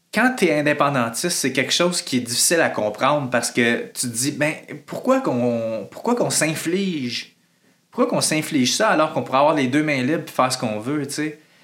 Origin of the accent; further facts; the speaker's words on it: Quebec, Canada; en tant que Québécois